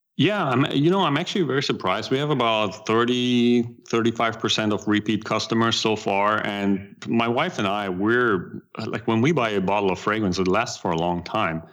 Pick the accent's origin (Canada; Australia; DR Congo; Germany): Germany; accent: German; English is a second language; moved away as an adult; now in United States; I still try to keep a little bit of my German accent.